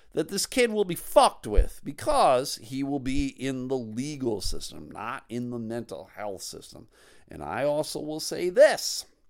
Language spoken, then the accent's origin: English; Buffalo, New York, United States; now in Michigan, United States; I live in Michigan. Uh, I grew up in Buffalo